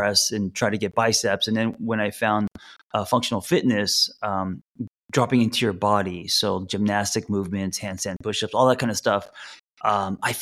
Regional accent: Los Angeles, California, United States; I grew up here in Los Angeles

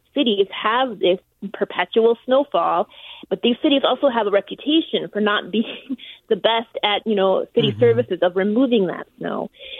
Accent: near Bemidji, Minnesota, United States; I was born in Minnesota. I was born up near Bemidji, so I have a lot of history with snow.

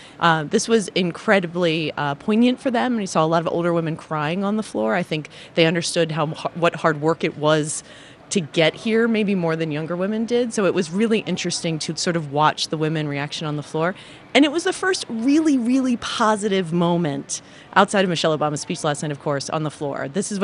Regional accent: Philadelphia, Pennsylvania, United States; Northeast Philadelphia. Born and raised.

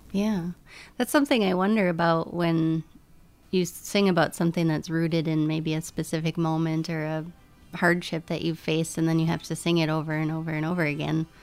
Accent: northern Minnesota, United States; I grew up in northern Minnesota, and it was very Lutheran

